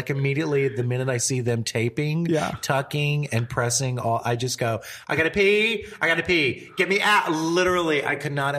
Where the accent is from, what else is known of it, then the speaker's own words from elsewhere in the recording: Louisiana, United States; I'm from Louisiana.